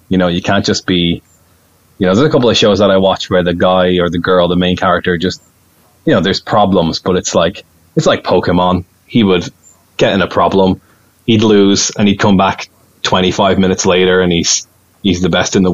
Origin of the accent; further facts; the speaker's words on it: Ireland; accent: Irish; my accent, my Irish accent